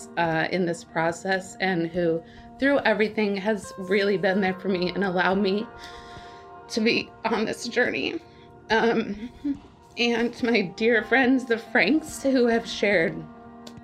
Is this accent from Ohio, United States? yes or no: no; Tacoma, Washington, United States; I grew up in Tacoma